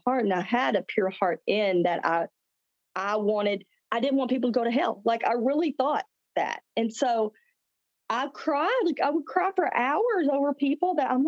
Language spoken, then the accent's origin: English; the South, small town Texas, United States; I'm from the South. I live in Texas, small town Texas.